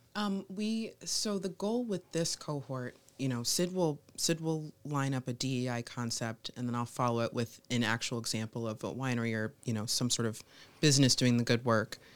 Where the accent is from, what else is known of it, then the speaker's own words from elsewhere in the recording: Massachusetts, United States; moved away as an adult; also born or lived in Rochester, New York; now in Rochester area, New York, United States; I was from Massachusetts